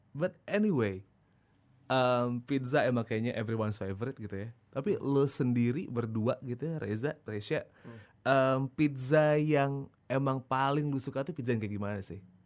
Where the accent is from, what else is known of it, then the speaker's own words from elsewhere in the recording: Yogyakarta, Special Region of Yogyakarta, Indonesia; dari kecil kalau di Jogja dulu ada di deket Tugu dulu zaman dulu